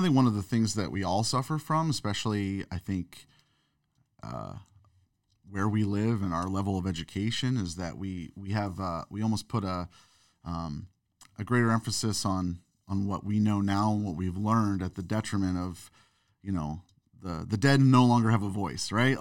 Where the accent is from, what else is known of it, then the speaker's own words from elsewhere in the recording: St. Louis, Missouri, United States; growing up in Saint Louis, Missouri